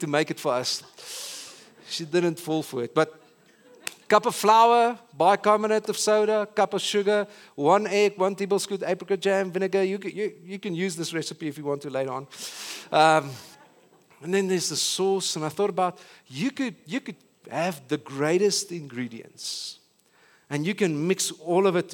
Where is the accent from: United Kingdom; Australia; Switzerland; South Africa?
South Africa